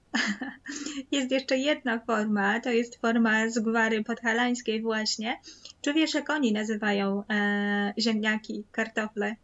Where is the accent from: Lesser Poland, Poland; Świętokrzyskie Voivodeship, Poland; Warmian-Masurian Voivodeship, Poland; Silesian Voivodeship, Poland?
Lesser Poland, Poland; Kraków; W Krakowie, w Małopolsce mówimy oczywiście na pole, nie na dwór.